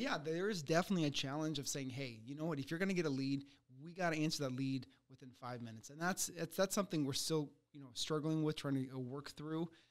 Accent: United States; also born or lived in Ukraine; I came here when I was six years old from Ukraine.

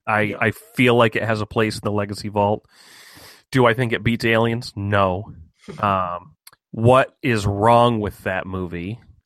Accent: United States; we're American.

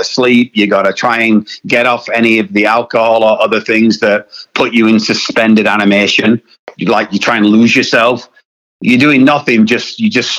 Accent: United Kingdom; I am British

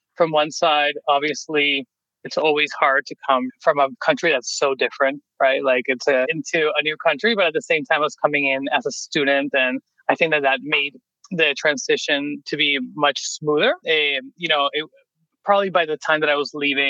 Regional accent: Venezuela; moved away as an adult; now in United States; I'm originally from Venezuela.

